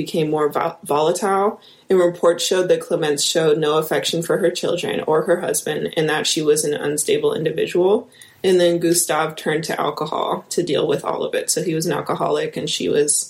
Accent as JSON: {"language": "English", "region": "Midwest", "country": "United States", "accent": "Midwestern", "said": "I'm gonna say it in my Midwestern accent"}